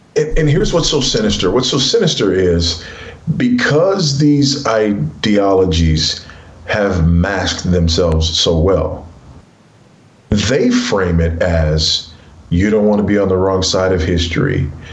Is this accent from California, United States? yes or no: yes; Los Angeles, California, United States; moved away as an adult; I was raised in South Central Los Angeles by a single uh, teenage mother.